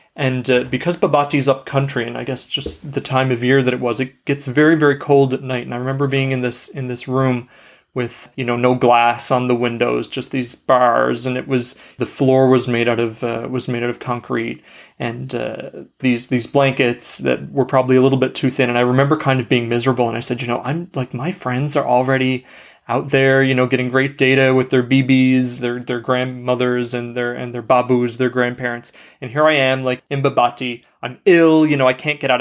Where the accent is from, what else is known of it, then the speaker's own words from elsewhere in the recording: Canada; I'm Canadian